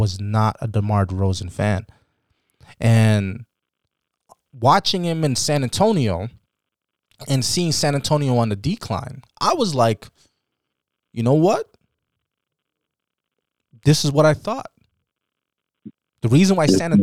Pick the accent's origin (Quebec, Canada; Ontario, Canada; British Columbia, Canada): Ontario, Canada; Toronto; we're from Toronto